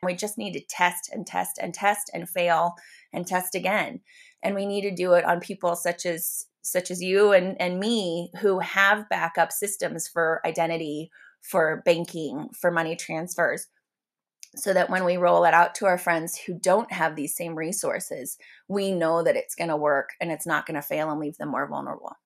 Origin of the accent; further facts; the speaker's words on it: United States; I'm an American